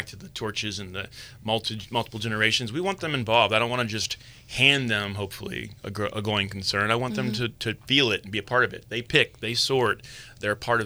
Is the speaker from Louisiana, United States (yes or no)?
yes; New Orleans, Louisiana, United States; moved away as an adult; now in Sonoma County, United States; We're from New Orleans, multiple generations